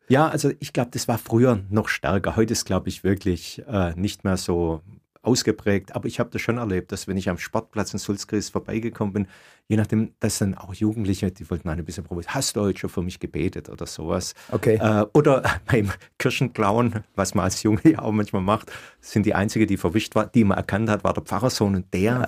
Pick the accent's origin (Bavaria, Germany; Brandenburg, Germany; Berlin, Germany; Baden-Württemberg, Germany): Baden-Württemberg, Germany; Swabia; also born or lived in Ulm; Als Schwabe